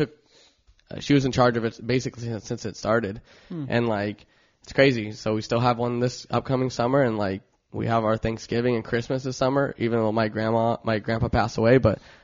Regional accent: Long Beach, California, United States; I grew up in Long Beach, was born in Long Beach.

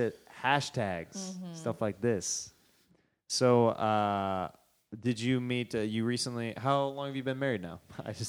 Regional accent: Kansas, United States; now in Los Angeles, United States; I'm from Kansas.

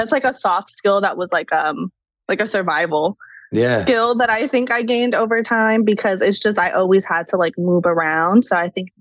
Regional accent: Chicago, Illinois, United States; moved away as an adult; also born or lived in Atlanta; I grew up in Chicago

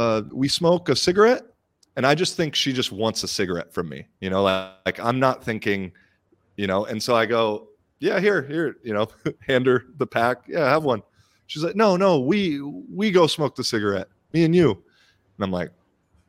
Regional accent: United States; now in Finland; I'm American, but I have Irish citizenship. I live in Finland

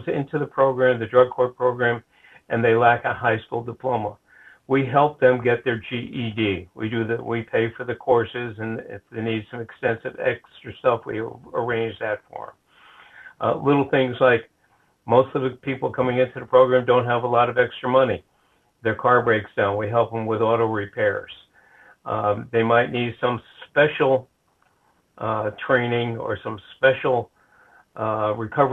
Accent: White Plains, New York, United States; also born or lived in Rhode Island; now in Flagler County, United States; I grew up in New York, a place called White Plains, which was 25 miles north of New York City

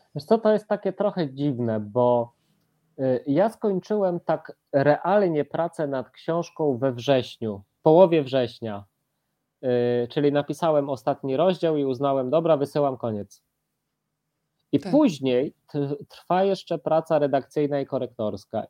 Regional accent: Łańcut, Subcarpathian Voivodeship, Poland; mieszkam y, pod łańcuchem, no ale urodziłem się w łańcucie

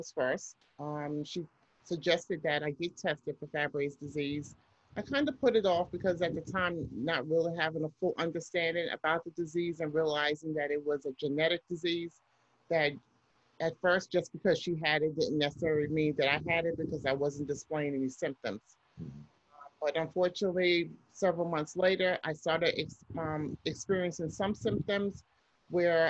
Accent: Pennsylvania, United States; also born or lived in New York; I had to commute back to Pennsylvania, to my hometown

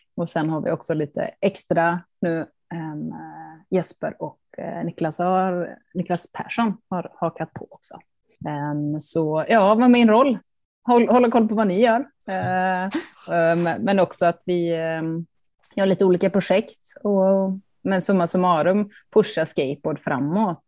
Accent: Karlstad, Värmland, Sweden; hemma i Karlstad var jag den enda tjejen som var och skejtade i hallen

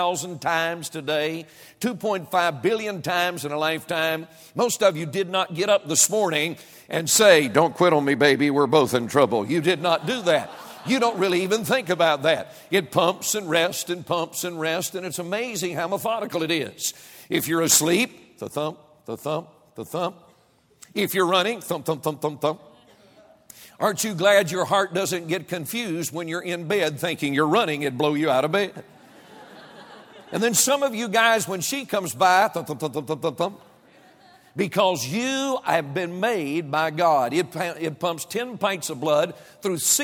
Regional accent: United States; I was born in the United States of America

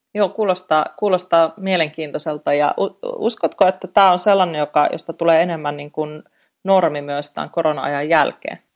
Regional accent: Eastern Finland, Finland; moved away; olen itse Itä-Suomesta kotosi ja tiedän vanhempani asuvat siellä Venäjän rajalla

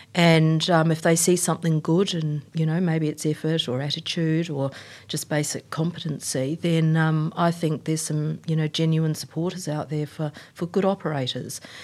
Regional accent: New Zealand; also born or lived in Queensland, Australia; now in Australia; I'm a Kiwi

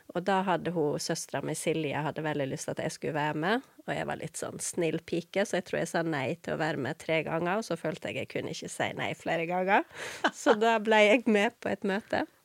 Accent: Vestland, Norway; Jeg er jo ikke haugesunder. {S0} Nei. Ikke, {S1} nei. Så jeg, jeg, pleier ofte å si at jeg er en sogning som har forvilla meg, og underveis mista dialekta.

